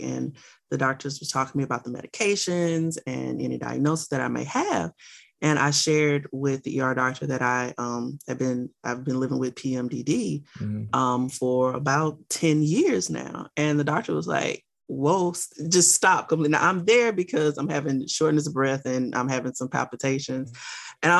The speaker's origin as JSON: {"language": "English", "region": "Louisiana", "country": "United States", "tie": "born or raised there", "also_born_or_lived": "Miami, Florida", "said": "I live in Louisiana. I was born in Miami. I was raised in a little bitty town in Louisiana."}